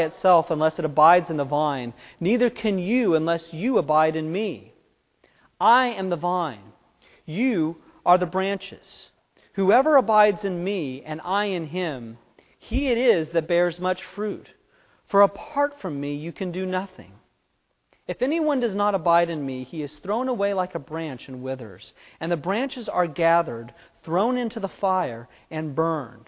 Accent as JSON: {"language": "English", "town": "Fresno", "region": "California", "country": "United States", "tie": "born or raised there", "moved": "yes", "said": "Where I grew up in Fresno, it's a town of about 800,000 people"}